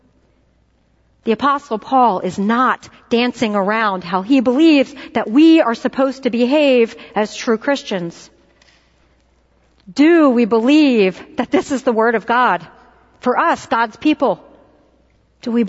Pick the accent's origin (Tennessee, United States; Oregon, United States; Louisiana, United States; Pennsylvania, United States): Pennsylvania, United States; Philadelphia; moved away; I'm from Philadelphia, and similar to New Yorkers, we have an entirely different way of saying, bless her heart